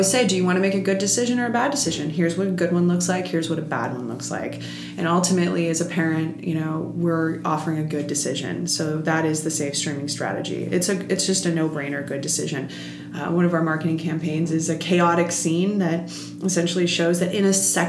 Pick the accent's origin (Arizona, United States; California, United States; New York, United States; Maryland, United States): New York, United States; I'm a New Yorker